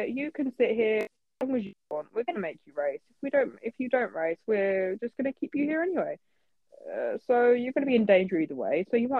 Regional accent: United Kingdom; I'm a British person. I'm half Middle Eastern. I've always lived in the UK.

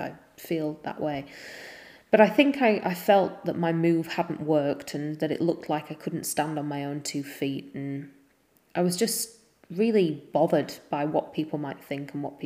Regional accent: Yorkshire and the Humber, United Kingdom; also born or lived in Leeds; we're from Yorkshire

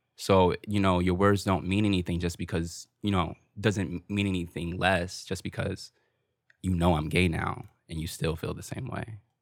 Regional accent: Newark, New Jersey, United States; growing up in Newark

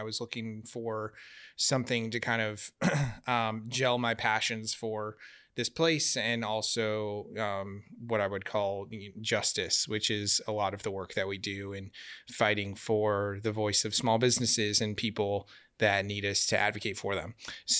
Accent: Glendale, Arizona, United States; I'm Arizona born and raised in West Valley, Glendale kid, went to high school downtown Phoenix and moved to where we're at now in Tempe 15, 16 years ago.

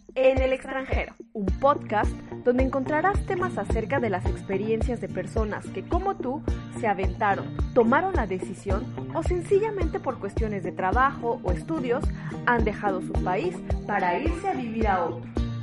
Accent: Mexico; moved away; soy una mexicana en el extranjero

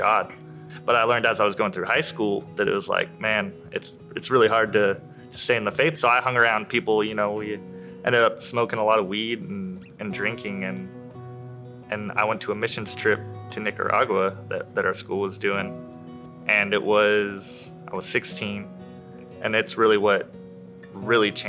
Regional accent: Emmett, Idaho, United States; I grew up in Emmett, Idaho

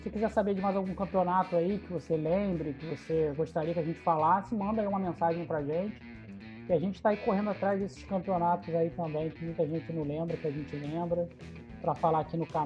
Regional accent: Rio de Janeiro, Brazil; Nós que somos aqui do Rio de Janeiro, eu, eu, eu, eu lembro desse campeonato, eu tinha 10 anos

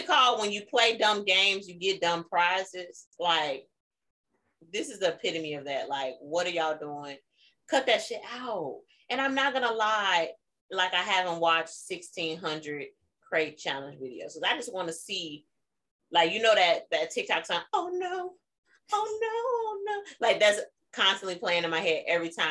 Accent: Chicago, Illinois, United States; moved away; because we're from Chicago

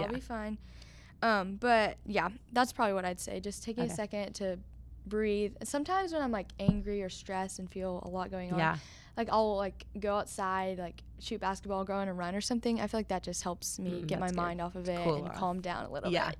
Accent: Memphis, Tennessee, United States; also born or lived in North Carolina; So I was born in Memphis

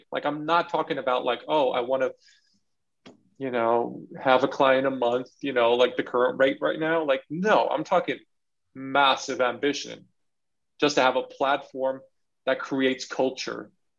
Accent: California, United States; also born or lived in Belgium; I'm a brown person growing up in California and in Belgium.

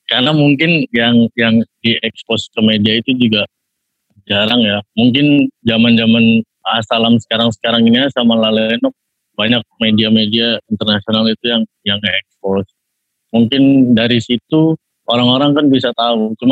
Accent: Bali, Indonesia; also born or lived in Jakarta; Kelahiran saya itu Jakarta, tapi saya hmm. dari kecil itu tinggal di Bali.

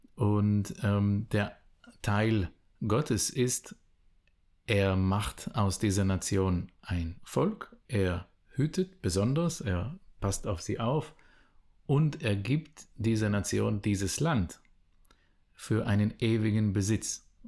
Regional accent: Israel; first language Hebrew; German is a second language; moved away as an adult; ich bin geboren und aufgewachsen in Israel

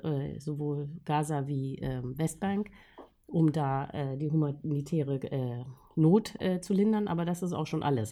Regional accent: Germany; als Deutsche

